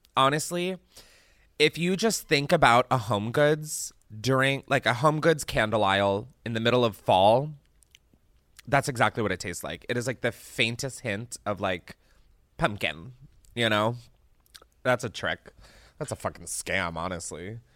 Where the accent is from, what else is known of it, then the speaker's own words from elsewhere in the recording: East Coast, United States; moved away; I grew up on the East Coast where apple picking was, like, something I did